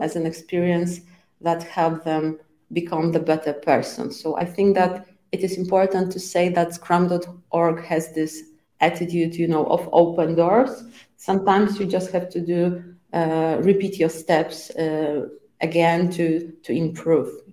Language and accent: English; Poland; first language Polish; English is a second language; I was born in Poland and I, I am still living in, in Poland.